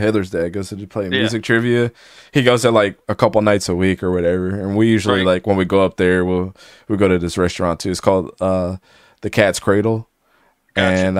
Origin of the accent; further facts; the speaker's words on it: Columbia, Maryland, United States; but I grew up in Columbia, Maryland. That was my hometown.